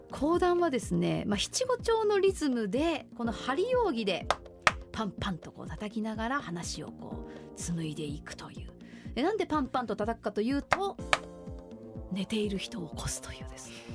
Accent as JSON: {"language": "Japanese", "town": "Mino", "region": "Gifu", "country": "Japan", "tie": "born or raised there", "moved": "yes", "said": "うちのふるさとには祭りがあってね、はい、美濃祭りという4月の第二土日にあるんだけれどもそのふるさと岐阜県美濃市"}